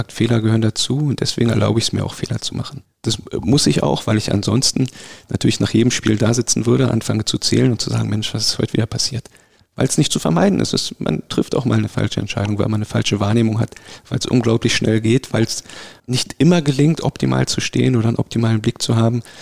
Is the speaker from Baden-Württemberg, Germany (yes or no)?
no; Berlin, Germany; Oh, wir befinden uns in meiner Heimatstadt in Berlin, im schönen Ortsteil Steglitz.